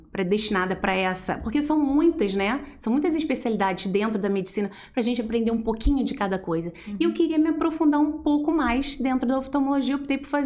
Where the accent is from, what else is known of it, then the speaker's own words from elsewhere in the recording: Engenheiro Paulo de Frontin, Rio de Janeiro, Brazil; moved away as an adult; now in Volta Redonda, Brazil; Na verdade, eu sou da região, Centro-Sul Fluminense, né? Eu sou de Engenheiro Paulo de Fronten, Olha! uma cidadezinha que fica uns 50 minutos, uma hora daqui de Volta Redonda.